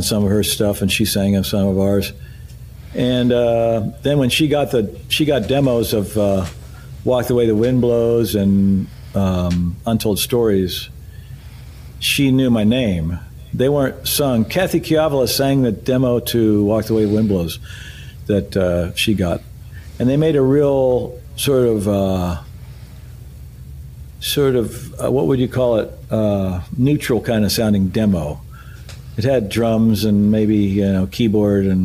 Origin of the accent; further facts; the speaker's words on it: West Virginia, United States; moved away as an adult; now in Nashville, United States; I was from West Virginia